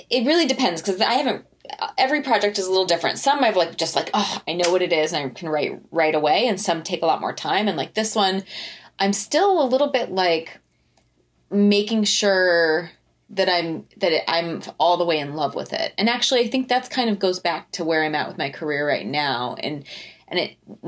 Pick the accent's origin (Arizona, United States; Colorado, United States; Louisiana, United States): Colorado, United States; Fort Collins; we're both from Fort Collins